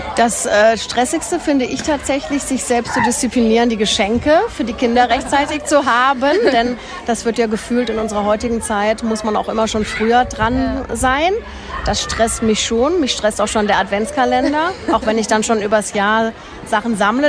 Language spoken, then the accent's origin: German; Freiburg, Baden-Württemberg, Germany; moved away; Ich bin ja aus Freiburg und meine Eltern sind dort.